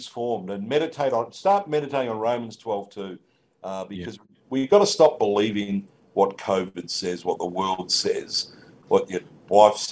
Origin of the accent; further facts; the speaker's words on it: Australia; I'm still an Aussie